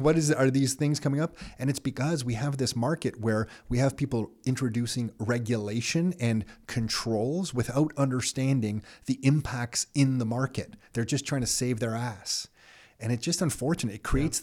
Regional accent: Canada; I'm Canadian

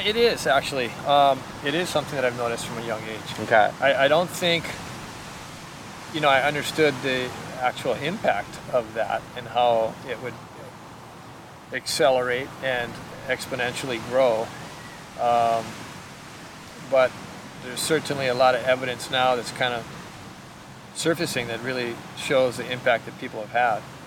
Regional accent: Hawaii, United States; I was born in Hawaii

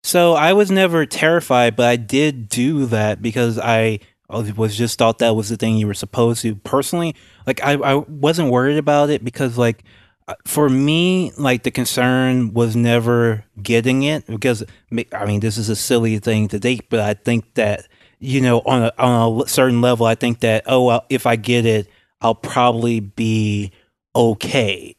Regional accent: Louisiana, United States; I'm from Louisiana

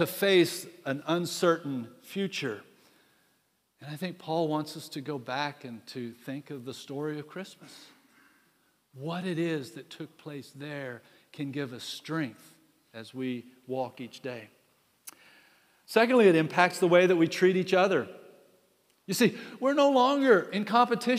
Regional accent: United States; I'm an American

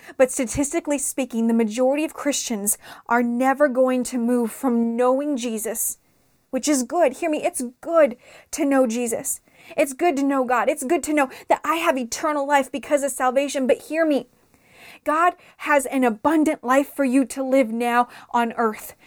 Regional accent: Las Vegas, Nevada, United States; I was raised here in Las Vegas, I spent the majority of my life in the Sunrise Mountain area in East Side, Las Vegas.

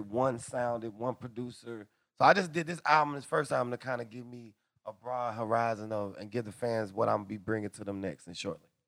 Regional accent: Atlanta, Georgia, United States; I'm from the hood. I'm I'm I'm from Atlanta

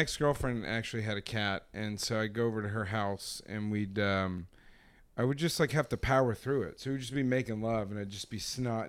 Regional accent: United Kingdom; I'm British.

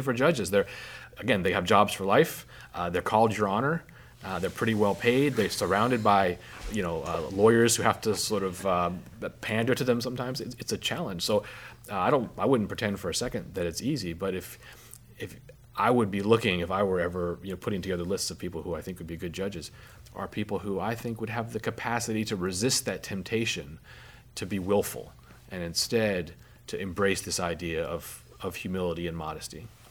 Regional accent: Alaska, United States; I'm from Alaska

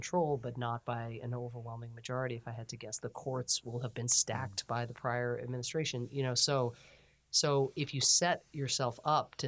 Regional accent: Ireland; now in United States; I'm an Irish immigrant

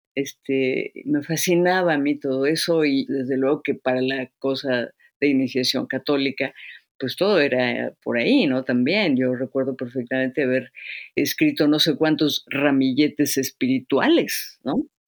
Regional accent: Izamal, Yucatán, Mexico; pueblo donde yo nací en Yucatán, en Izamal

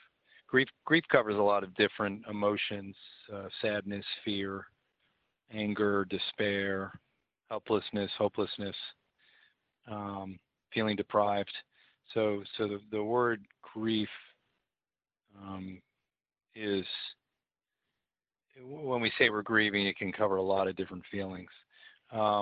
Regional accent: New Jersey, United States; moved away as an adult; also born or lived in Charlotte, North Carolina; now in Vancouver, Canada; I am from New Jersey

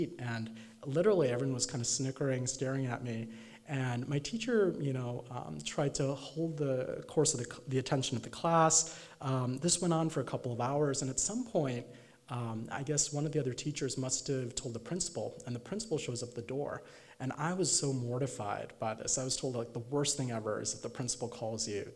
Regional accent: Chicago suburbs, Illinois, United States; growing up in the Chicago suburbs as an Indian American kid

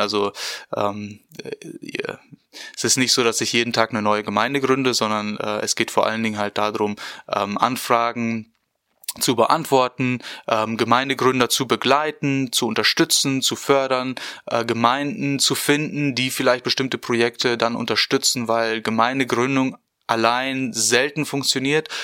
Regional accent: Porta Westfalica, North Rhine-Westphalia, Germany; moved away as an adult; now in Bonn, Germany; ich komme ursprünglich aus äh, Porta Westfalica, das ist im schönen Ostwestfalen-Lippe und äh, bin dort auch aufgewachsen

